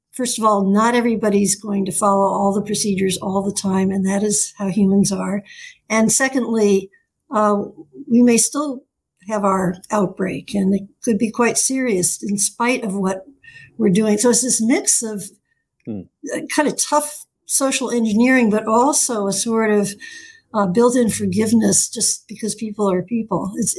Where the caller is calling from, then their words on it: Newton, Massachusetts, United States; I'm calling from Newton, Massachusetts